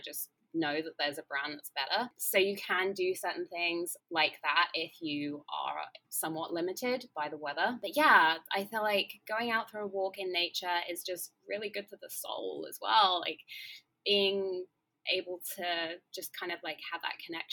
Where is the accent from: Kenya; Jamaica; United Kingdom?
United Kingdom; England; accent: English; moved away as an adult; now in Los Angeles, United States; I'm English, as you can tell from my accent, but I now live